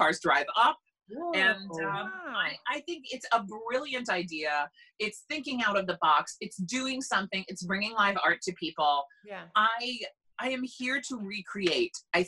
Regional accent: Long Island, New York, United States; now in New Jersey, United States; I'm from Long Island

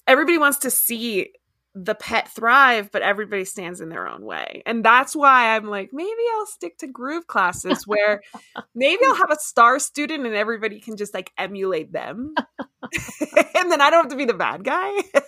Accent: Miami, Florida, United States; also born or lived in Washington, D.C. / DeRidder; I grew up in Miami and then I lived in DC. So I've lived in like these big metropolises.

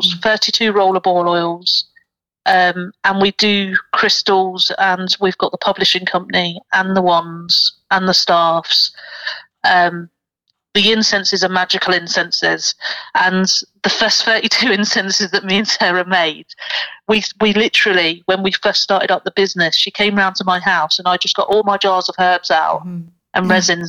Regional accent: Portsmouth, South East England, United Kingdom; now in Nottingham, United Kingdom; whenever I go down to Portsmouth, which is my hometown

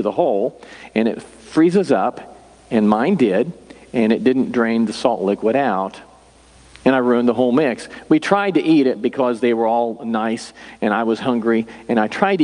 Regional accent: Humansville, Missouri, United States; I grew up in Humansville, and that's nowhere

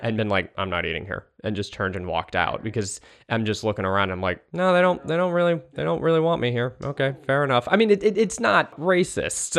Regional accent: East Bay, San Francisco Bay Area, California, United States; moved away as an adult; also born or lived in Australia; now in Brooklyn, United States; I'm from California originally. I'm from the San Francisco Bay Area, the East Bay, the Berkeley, Oakland Hills

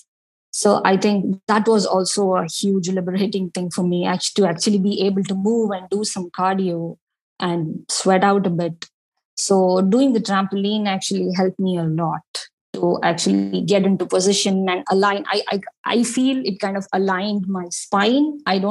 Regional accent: India; being Indian

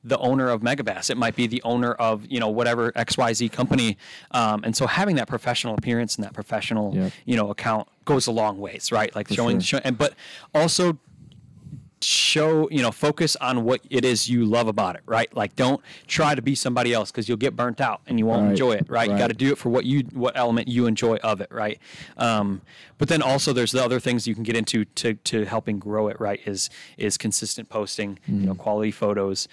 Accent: Detroit, Michigan, United States; also born or lived in Gladwin, Michigan; I was born in Detroit, Michigan, grew up there till I was about 10 or 11

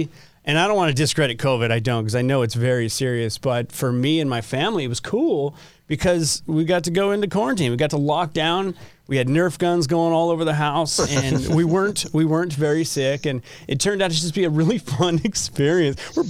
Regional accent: Southern California, United States; moved away as an adult; now in Utah, United States; I grew up in Southern California, which I loved

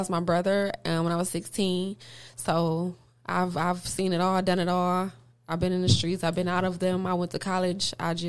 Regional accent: Detroit, Michigan, United States; moved away as an adult; now in Alabama, United States; You can find me everywhere at slim.dolo on all platforms. I'm from Detroit, but I recently relocated to Alabama. That's where I'm at now.

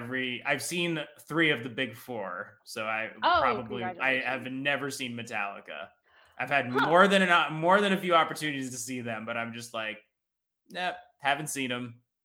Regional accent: New Jersey, United States; moved away; I'm like originally from New Jersey

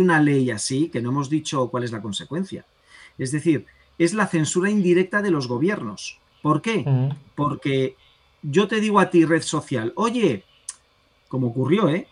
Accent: Spain

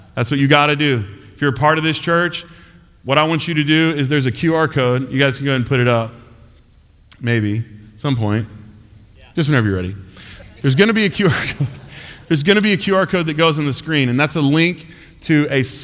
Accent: United States

